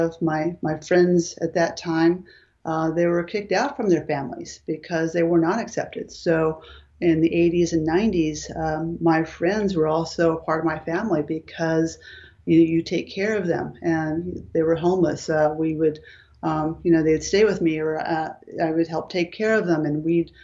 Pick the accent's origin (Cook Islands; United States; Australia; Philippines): United States; Los Angeles, California; I was born and raised in Southern California